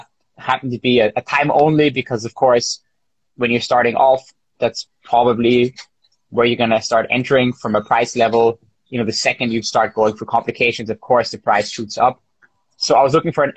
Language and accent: English; Israel; now in Vienna, Austria; I'm from Israel, I'm from an Oriental family